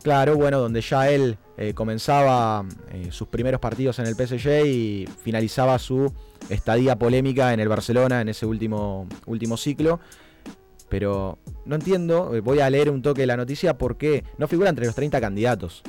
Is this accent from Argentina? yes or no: yes; Argentina; como argentinos